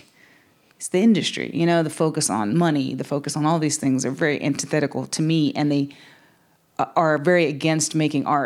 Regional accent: the Piedmont of North Carolina, United States; I'm from the Piedmont of North Carolina

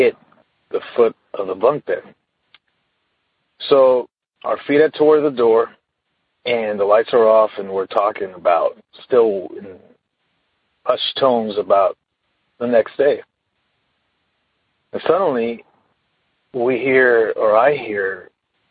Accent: Sacramento, California, United States; I'm from Sacramento, California

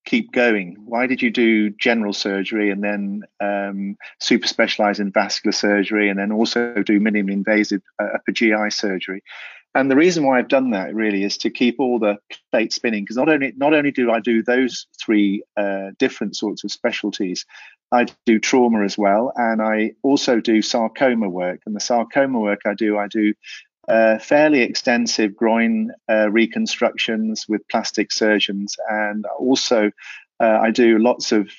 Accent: England, United Kingdom; first language Welsh; English is a second language; also born or lived in South Wales; I was brought up by my grandparents in this very small village till I was about five, and then picked up by my parents from that age on

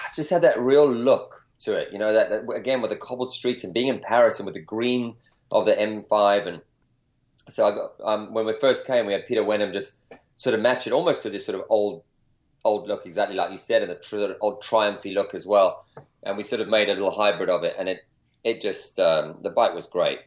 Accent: South Africa; now in California, United States; growing up in South Africa in an outdoor environment, and you know, now California

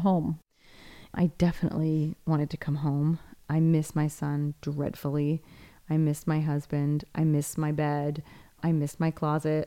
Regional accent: United States; now in Rome, Italy; this place it was my hometown

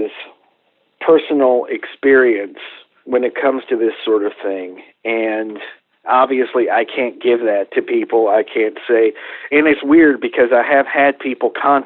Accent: Coleman, Texas, United States; I grew up in Coleman, which is a little town about 50 miles from Abilene

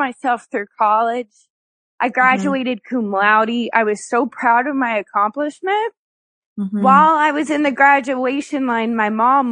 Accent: Kentucky, United States; I was born in Kentucky

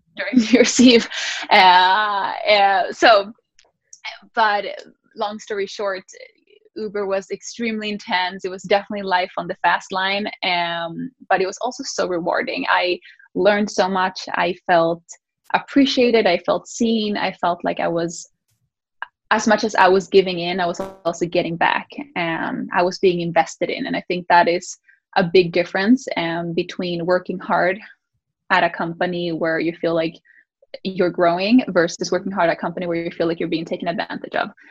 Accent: Sweden; moved away; I grew up in Sweden

